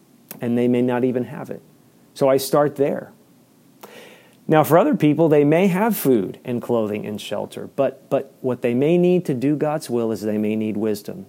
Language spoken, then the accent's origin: English; Maryland, United States; as an American citizen and as a resident of the state of Maryland